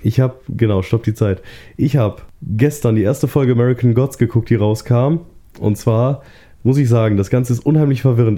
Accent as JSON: {"language": "German", "town": "Duisburg", "region": "North Rhine-Westphalia", "country": "Germany", "moved": "yes", "said": "Ich komme ursprünglich aus Duisburg, von da aus war's höchstens eine Stunde nach Düsseldorf"}